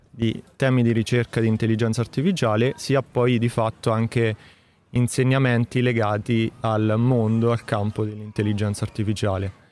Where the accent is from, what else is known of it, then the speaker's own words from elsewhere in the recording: Marche, Italy; marchigiano e nello specifico nella provincia di Macerata.